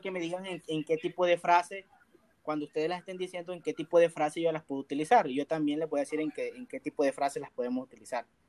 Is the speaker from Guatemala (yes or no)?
no; El Salvador; soy salvadoreño, llego a Venezuela